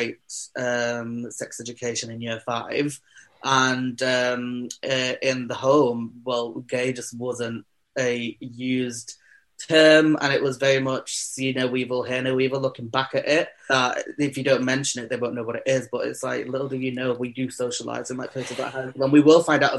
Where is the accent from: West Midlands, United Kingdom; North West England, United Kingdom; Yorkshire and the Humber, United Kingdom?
North West England, United Kingdom; Manchester; I was born and bred in Manchester. I am a Manchester queen through and through.